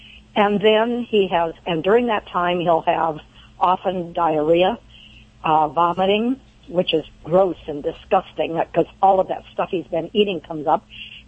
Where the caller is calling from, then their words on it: Laurel Bay, California, United States; Laurel Bay, California.